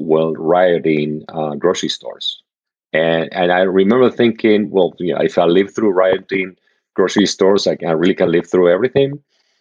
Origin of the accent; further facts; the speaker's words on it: Argentina; moved away; I grew up in Argentina